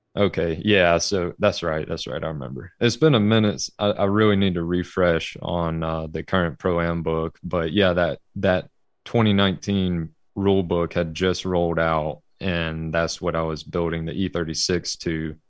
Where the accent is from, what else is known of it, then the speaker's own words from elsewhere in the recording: Birmingham, Alabama, United States; I'm from Birmingham, Alabama, and I am still here